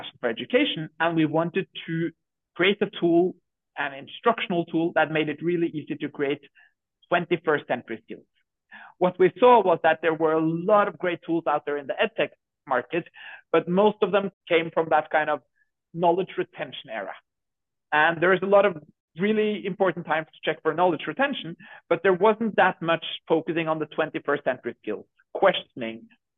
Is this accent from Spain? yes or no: no; Norway; We're from Norway, so we're a small Norwegian startup. We're six people here in Norway building Curipod